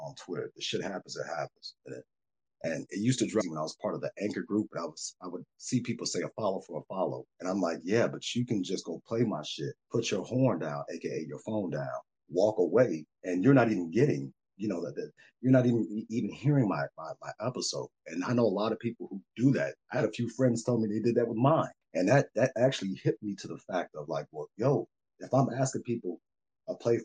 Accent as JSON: {"language": "English", "town": "Chicago", "region": "Illinois", "country": "United States", "tie": "born or raised there", "said": "me growing up in Chicago, having a shy town mentality"}